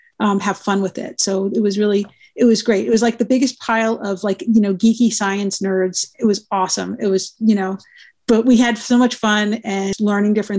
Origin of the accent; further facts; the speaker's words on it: New York, United States; moved away as an adult; also born or lived in Providence, Rhode Island / Boston; now in Kansas City, United States; I'm from New York